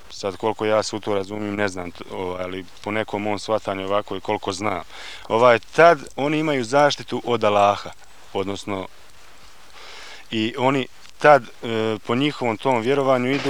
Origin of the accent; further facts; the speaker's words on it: Bosnia & Herzegovina; kad dođem u tu Srbiju, ja se ne osjećam kao Srbin, nego se osjećam kao Bosanac. I mene čitavog će života proganjati bosanac, bosanac. Ja nisam bosanac, ja sam srbin.